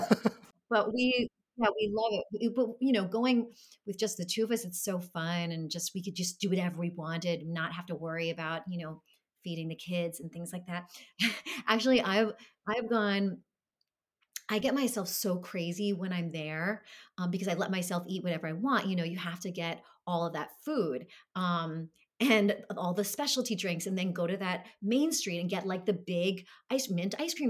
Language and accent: English; New York City, New York, United States; I grew up in Brooklyn.